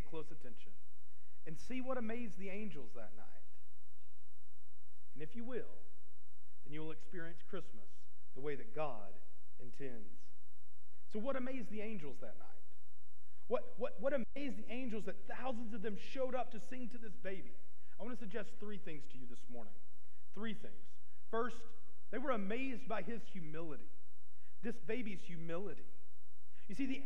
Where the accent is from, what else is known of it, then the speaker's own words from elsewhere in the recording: Arkansas, United States; moved away; I was from Arkansas